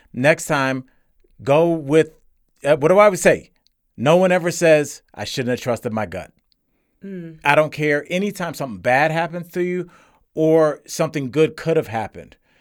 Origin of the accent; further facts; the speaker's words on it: Cleveland, Ohio, United States; I'm from Cleveland. I saw black folks, white folks, and Puerto Ricans